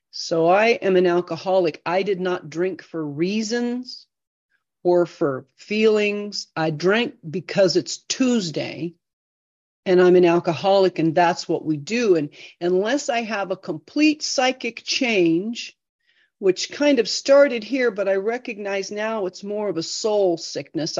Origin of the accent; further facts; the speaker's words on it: United States; also born or lived in Idaho; I grew up in Iowa.